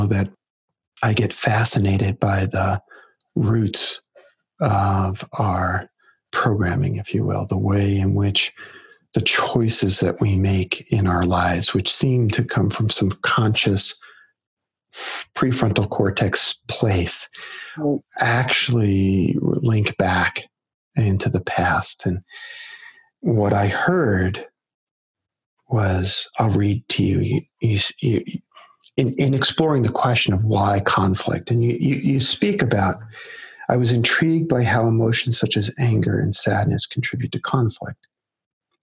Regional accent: New York City, New York, United States; I grew up in Brooklyn

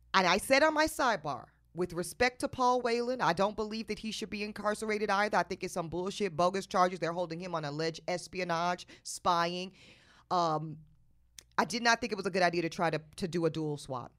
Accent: North Carolina, United States; I grew up in North Carolina.

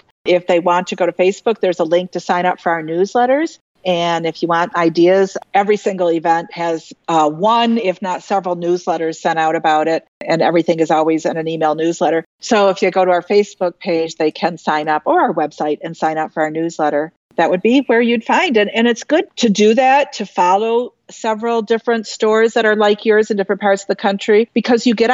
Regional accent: Michigan, United States; I'm from Michigan, and we're on the mouth of the Saginaw Bay, about center up 2 hours north of Detroit

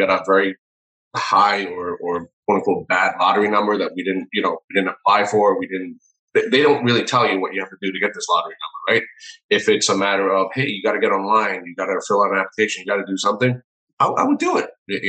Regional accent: New York City, New York, United States; Well, I mean, I grew up in New York City, and I'm a product of the public school system.

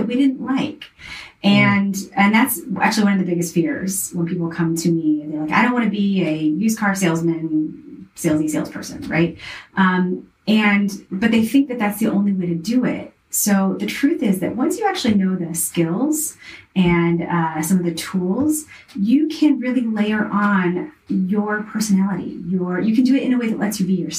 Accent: the South, United States; I was raised in the South

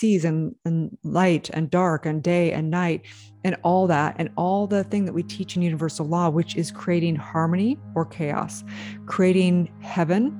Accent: California, United States; as a little girl growing up in California

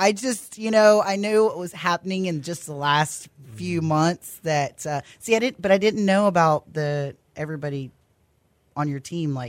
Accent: The Woodlands, Texas, United States; we're from the Woodlands.

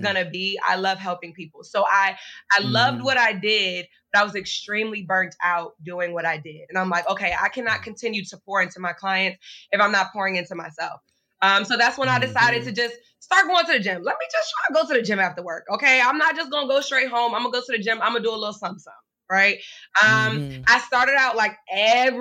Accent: Richmond, Virginia, United States; moved away as an adult; now in Maryland, United States; I'm actually from Richmond, Virginia. So I moved to Maryland

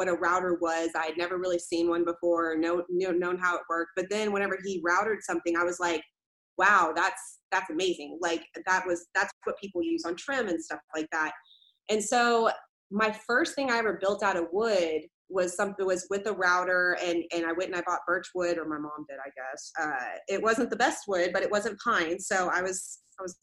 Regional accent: Tomball, Texas, United States; also born or lived in Corpus Christi, Texas / Magnolia, Texas; I was born in Corpus Christi, Texas, and then I grew up in Tomball up until I was about in 6th or 7th grade, and then I went to the rival school, which was called Magnolia High School

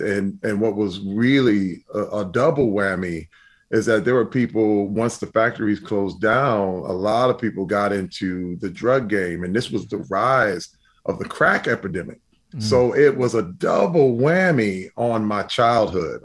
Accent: Flint, Michigan, United States; I grew up in Flint, Michigan

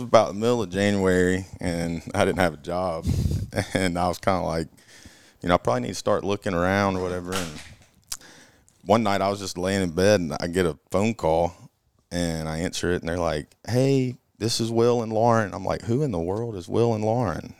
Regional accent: Auburn, Alabama, United States; born and raised in Auburn, Alabama

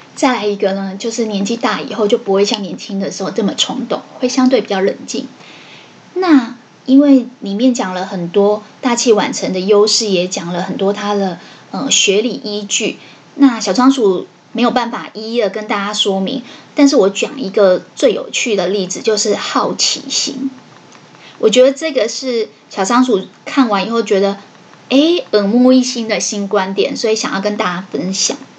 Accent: Taiwan; 我们台湾人的平均寿命大概是六七十岁

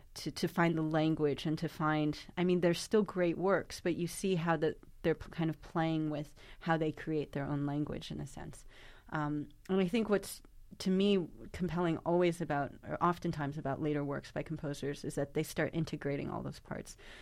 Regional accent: New York, United States; my hometown of New York.

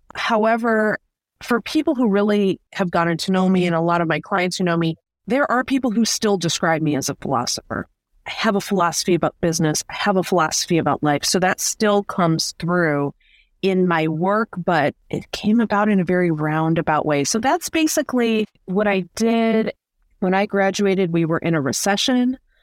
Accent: Detroit, Michigan, United States; I grew up here in the Metro Detroit area.

